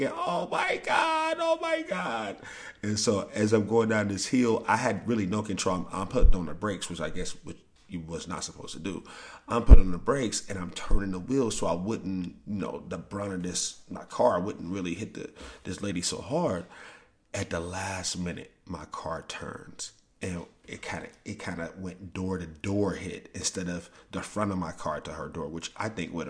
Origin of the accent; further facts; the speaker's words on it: St. Louis, Missouri, United States; moved away; I'm from St. Louis